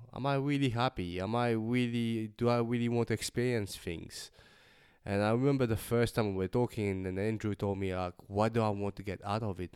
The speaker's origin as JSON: {"language": "English", "country": "Mauritius", "moved": "yes", "lives_now": "Melbourne, Australia", "said": "I'm an artist from Melbourne, originally from Mauritius, and with a Chinese background."}